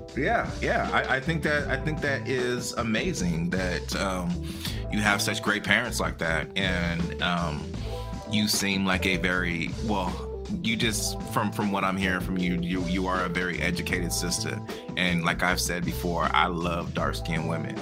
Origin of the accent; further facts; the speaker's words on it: United States; I am Black American, meaning my family was here my grandfathers and whatever fought in every single war